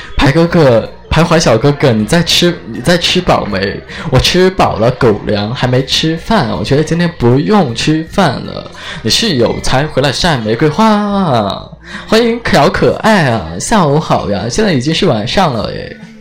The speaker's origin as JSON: {"language": "Chinese", "town": "Chengdu", "region": "Sichuan", "country": "China", "accent": "Chengdu dialect", "said": "我死成都的，我走成都话啊"}